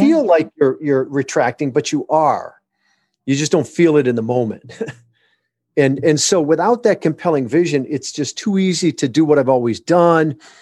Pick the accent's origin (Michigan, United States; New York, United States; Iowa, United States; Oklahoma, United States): Michigan, United States; born or raised there; moved away as an adult; also born or lived in Southern California